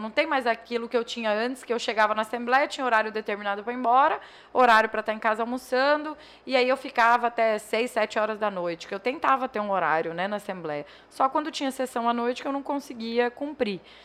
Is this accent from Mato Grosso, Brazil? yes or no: yes; Juara, Mato Grosso, Brazil; Eu nasci lá em Joara